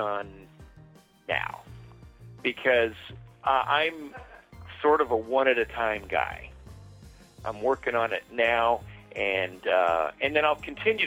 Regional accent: California, United States; moved away; I'm from California originally

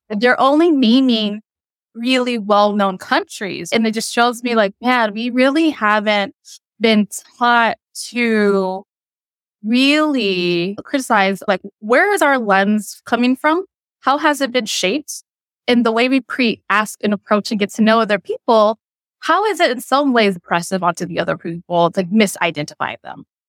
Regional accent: United States; first language Cham; I grew up and raised in America

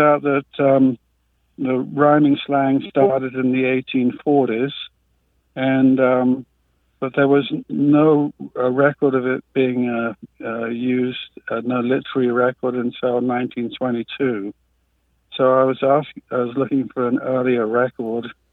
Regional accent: London, United Kingdom; now in Ukiah, United States; I'm from London, born and raised in London

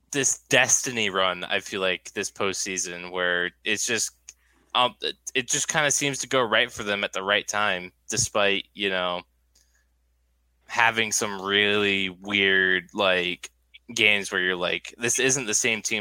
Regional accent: Boston, Massachusetts, United States; I'm from Boston, but like I don't I don't watch basketball

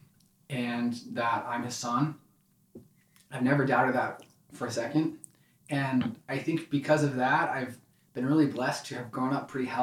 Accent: Ashburn, Virginia, United States; I grew up in Ashburn, Virginia

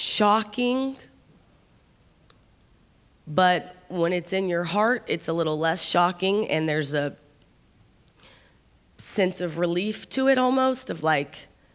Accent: Midwest, United States; I'm from the Midwest, and that it's a little less unconventional there.

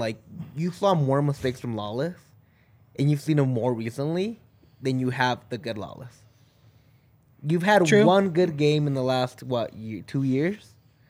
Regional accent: Mexico; first language Spanish; English is a second language; The thing is, I'm Mexican.

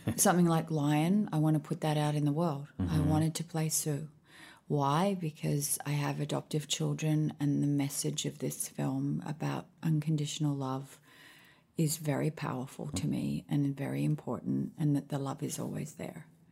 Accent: Sydney, New South Wales, Australia; moved away as an adult; also born or lived in Honolulu, Hawaii / Washington, D.C.; now in Nashville, United States; I was born in Hawaii, Honolulu. I spent, I think it was about a year, two years there, maybe three. And then we moved to Washington, D.C., where my dad was doing his PhD at the Institute of Health. And then we moved back to Australia

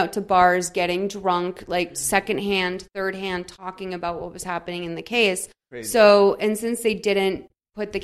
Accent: Massachusetts, United States; I'm from Massachusetts

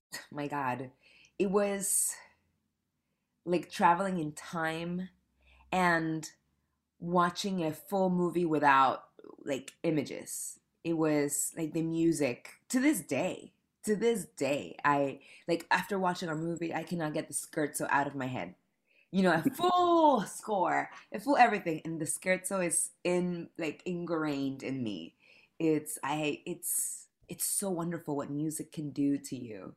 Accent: Panama; moved away as an adult; now in New York City, United States; I moved to New York City eight years ago from Panama. I'm from Panama.

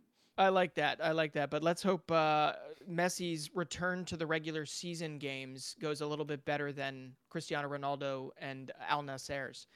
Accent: Philadelphia, Pennsylvania, United States; my hometown club

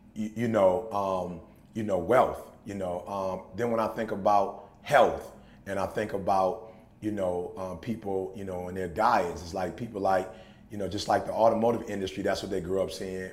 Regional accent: Detroit, Michigan, United States; growing up in Detroit

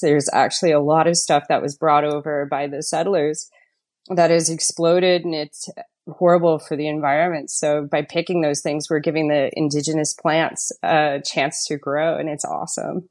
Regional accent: Fort McMurray, Alberta, Canada; moved away as an adult; also born or lived in Ontario; now in Canmore, Canada; I'm from Fort McMurray

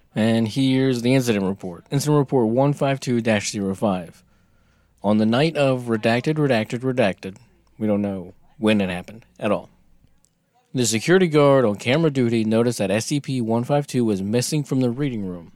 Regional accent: United States; we're American

